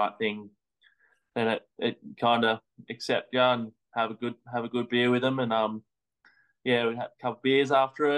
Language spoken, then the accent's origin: English; Sydney, New South Wales, Australia; I've grown up North Narrabeen, Sydney, pretty epic spot